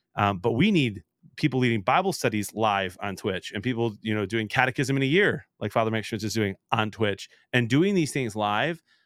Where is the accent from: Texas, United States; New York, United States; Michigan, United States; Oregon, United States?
Michigan, United States; Detroit; also born or lived in Chicago; I was born in Detroit